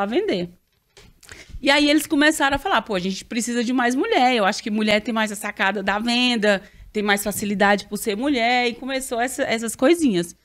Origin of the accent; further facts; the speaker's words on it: Arinos, Minas Gerais, Brazil; accent: mineiro; moved away as an adult; eu sou mais do interior, sou do noroeste de Minas. E quando eu me formei lá, segundo grau, a cidade bem pequena